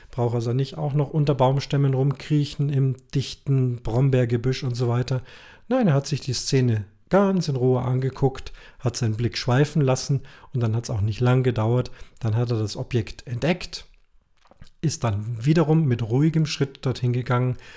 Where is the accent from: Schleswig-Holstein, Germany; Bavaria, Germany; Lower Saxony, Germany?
Bavaria, Germany; Munich; die richtig schweren Sachen, Caches, die ich als Münchner angeklickt habe